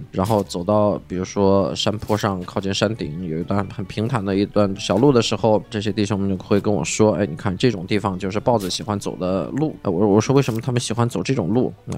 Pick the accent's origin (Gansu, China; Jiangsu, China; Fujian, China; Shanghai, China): Gansu, China; western Qinling mountains; now in Beijing, China; 我小时候是在甘肃，在大西北那个秦岭西部的这个大山里面，因为我们家是三线工厂，所以真的就是在深山沟里边